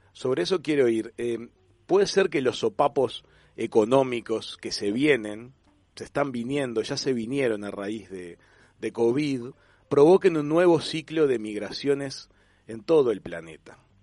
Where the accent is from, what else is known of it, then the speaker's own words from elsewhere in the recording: Uruguay; moved away; also born or lived in Argentina; Yo nací en Uruguay, viví unos años en Argentina y la verdad que ah, quedé, como, en el medio